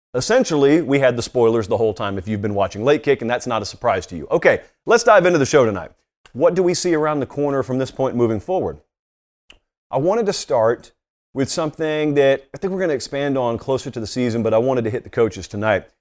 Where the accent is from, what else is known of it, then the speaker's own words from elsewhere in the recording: Georgia, United States; It's my home state